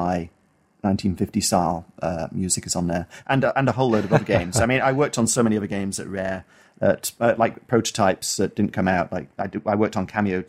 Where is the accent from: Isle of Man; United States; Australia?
Isle of Man; I grew up on the Isle of Man, which is a small island between the UK, between England and Ireland.